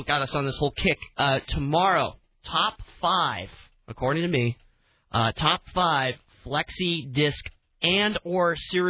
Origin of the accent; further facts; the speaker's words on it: Tucson, Arizona, United States; a smoke shop in my hometown of Tucson, Arizona